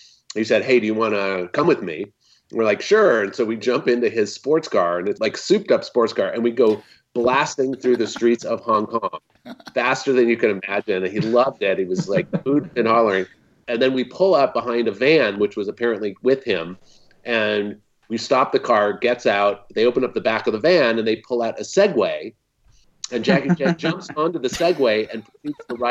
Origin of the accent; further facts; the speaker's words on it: Bay Area, California, United States; I grew up in the Bay Area of California